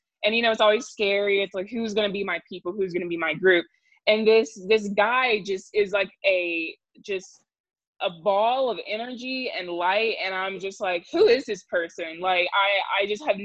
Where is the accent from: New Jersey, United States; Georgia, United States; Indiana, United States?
Georgia, United States; Augusta; moved away as an adult; now in Albuquerque, United States; I am originally from Augusta, Georgia, where I attended Davidson Fine Arts Magnet High School there